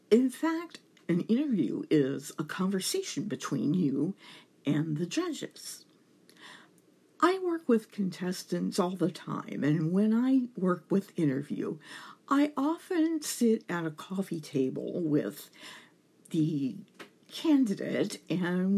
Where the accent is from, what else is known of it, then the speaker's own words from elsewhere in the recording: Louisiana, United States; it's my home state